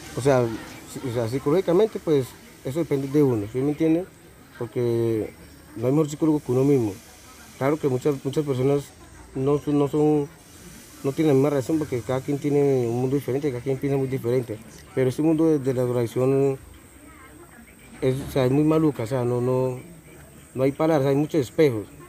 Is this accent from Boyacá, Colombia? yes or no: yes; Puerto Boyacá, Boyacá, Colombia; soy de Puerto Villacá